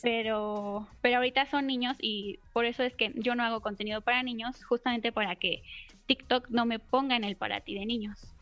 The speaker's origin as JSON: {"language": "Spanish", "region": "Mexico City", "country": "Mexico", "said": "Soy de la Ciudad de México"}